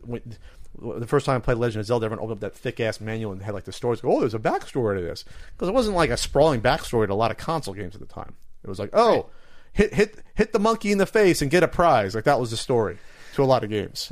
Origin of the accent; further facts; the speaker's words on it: New Jersey, United States; New Jersey, my home state.